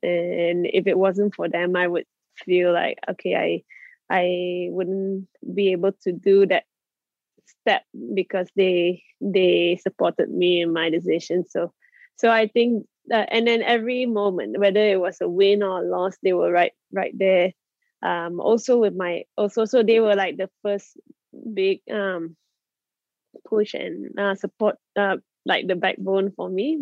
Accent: Malaysia; be brought up in Malaysia and to achieve what I've achieved as a Malaysian

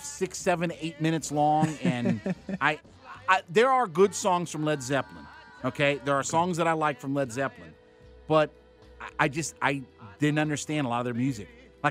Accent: Canton, Ohio, United States; He's from my hometown. {S5} Really? {S3} He's another guy from Canton, Ohio. Went to Glen Oak High School.

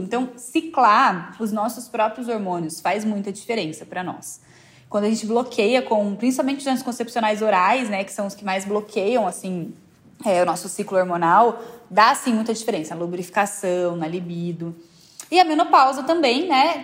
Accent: interior of São Paulo, Brazil; moved away as an adult; now in São Paulo, Brazil; Sou do interior de São Paulo.

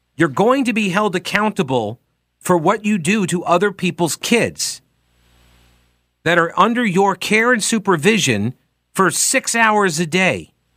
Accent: Long Island, New York, United States; I was born on Long Island

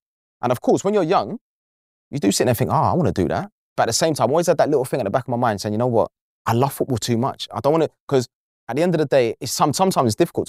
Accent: Canning Town, London, United Kingdom; But to be fair, even back then, it weren't as bad as it is now. But at the same time, it wasn't easy growing up in East then, because come from, like, obviously working class background, big family, footballing family.

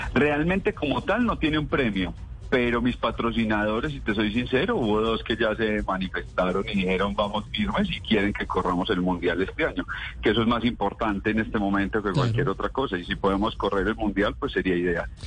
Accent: Colombia; como colombianos

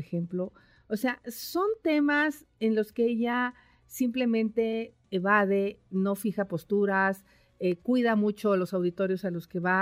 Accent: Valle del Mezquital, Hidalgo, Mexico; now in Mexico City, Mexico; yo nací en el Valle del Mezquital y siempre sufrimos de agua.

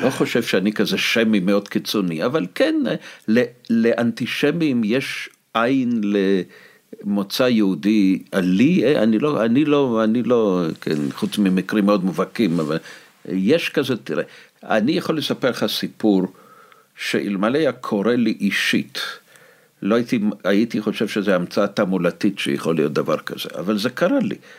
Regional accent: Moscow, Russia; Hebrew is a second language; now in Israel; האנטישמיות שספגתי בתור ילד במוסקבה

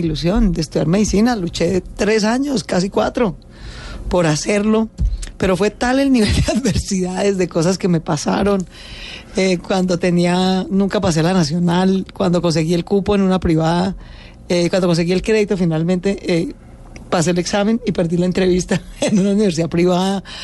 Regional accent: Bogotá, Colombia; nací en Bogotá

